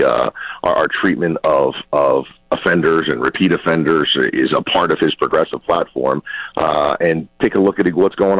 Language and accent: English; New Jersey, United States; In my hometown alone, where we have three long-term care facilities